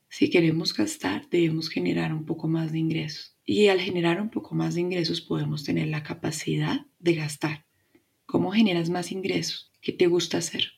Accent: Colombia; Mi país, Colombia

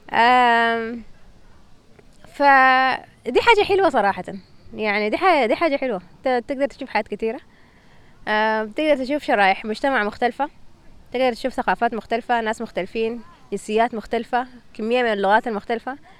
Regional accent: Sudan; moved away; في السودان مثلا احنا

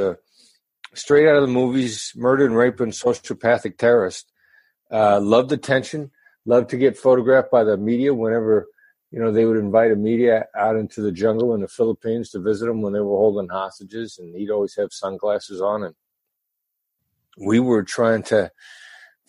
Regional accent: Mount Pleasant, Iowa, United States; moved away as an adult; also born or lived in Kansas City, Missouri / New York City; I grew up in Iowa, small town Iowa boy, son of Richard and Joyce

